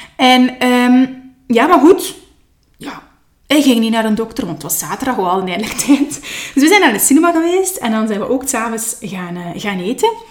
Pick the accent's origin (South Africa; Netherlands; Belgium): Belgium; Nazareth, Flanders; also born or lived in Leuven / Kortrijk; ben ik opgegroeid in het Gentse, geboren wel in Leuven, maar al snel zijn wij verhuisd naar West-Vlaanderen, opnieuw naar Kortrijk. En uiteindelijk, eh, zijn wij met ons gezin beland in, eh, in Nazareth